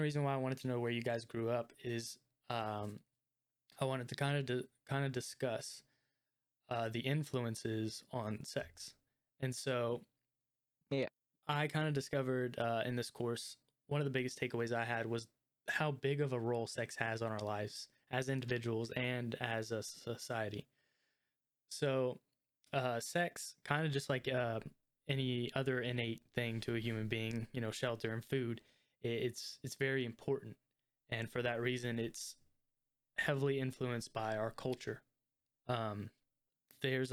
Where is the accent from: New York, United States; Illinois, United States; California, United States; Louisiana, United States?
Louisiana, United States; Lafayette; I grew up in Lafayette, Louisiana